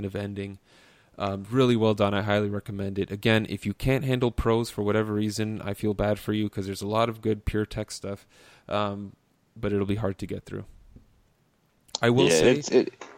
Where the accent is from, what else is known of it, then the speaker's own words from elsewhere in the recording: Canada; as a Canadian